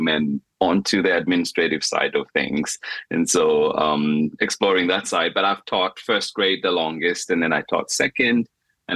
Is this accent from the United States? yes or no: no; Zambia; moved away; in Zambia, when you're being educated, part of my school fees were paid for by my sisters